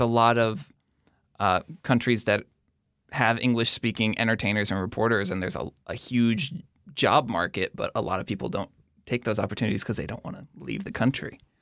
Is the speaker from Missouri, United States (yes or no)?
yes; Missouri, United States; also born or lived in Kuwait; I grew up in Missouri